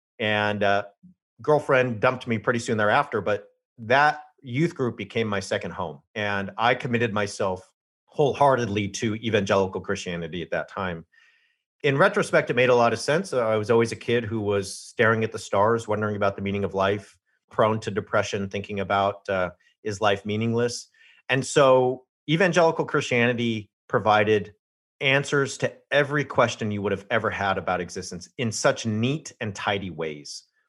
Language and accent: English; California, United States; So I grew up in Southern California, biracial.